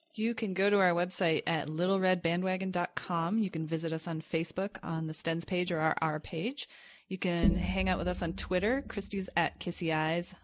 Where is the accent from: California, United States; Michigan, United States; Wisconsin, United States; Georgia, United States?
Michigan, United States; Grand Rapids; when I grew up in Grand Rapids